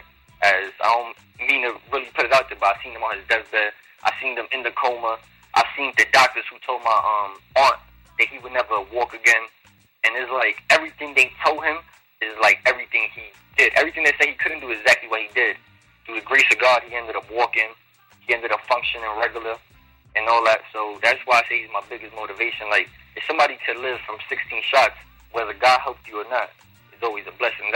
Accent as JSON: {"language": "English", "town": "New York City", "region": "New York", "country": "United States", "said": "I'm from New York City, preferably the Bronx area"}